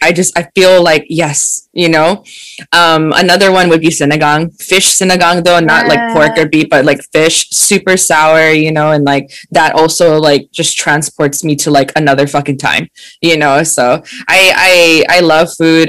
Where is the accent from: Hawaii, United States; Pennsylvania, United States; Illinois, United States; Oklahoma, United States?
Hawaii, United States; Oahu; I'm born and raised in Hawaii on the island of Oahu